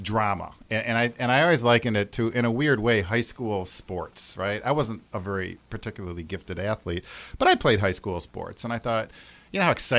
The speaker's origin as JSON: {"language": "English", "town": "Grand Rapids", "region": "Michigan", "country": "United States", "tie": "born or raised there", "also_born_or_lived": "Detroit", "said": "Well, I was actually born in Detroit, but I grew up in Grand Rapids. I've been here since I was like 2 years old or something."}